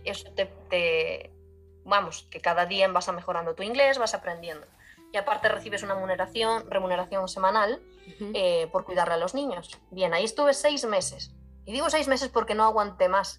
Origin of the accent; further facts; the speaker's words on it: Galicia, Spain; moved away as an adult; also born or lived in Ireland; Yo soy de España, concretamente de Galicia. Y crecí en el campo